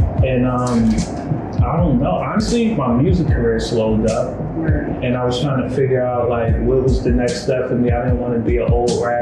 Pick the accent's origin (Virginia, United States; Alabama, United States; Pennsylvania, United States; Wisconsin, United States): Pennsylvania, United States; Philadelphia; I'm from Philly too, so I'm in the hood.